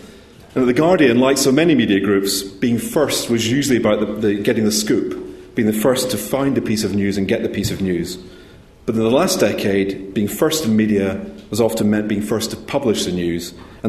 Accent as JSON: {"language": "English", "region": "Scotland", "country": "United Kingdom", "said": "I am a Scottish accountant. I am proud of that fact as well."}